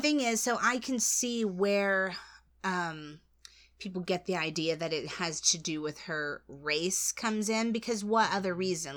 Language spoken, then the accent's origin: English; United States; I'm American